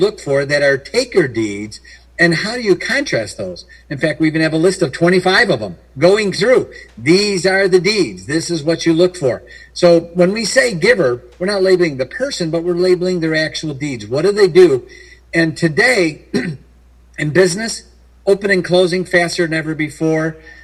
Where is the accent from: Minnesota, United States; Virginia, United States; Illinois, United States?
Illinois, United States; Chicago; I was born in Chicago, Illinois area